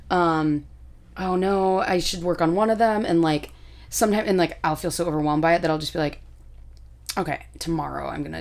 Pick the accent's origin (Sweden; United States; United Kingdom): United Kingdom; that was it's me like being British, like, uh...